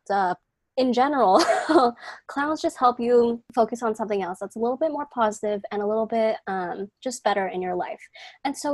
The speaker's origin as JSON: {"language": "English", "town": "Seattle", "region": "Washington", "country": "United States", "said": "I am from Seattle, Washington"}